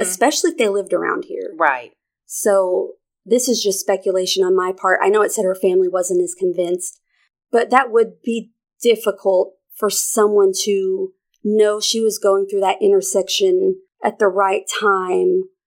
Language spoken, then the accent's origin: English; Arkansas, United States; my home state of Arkansas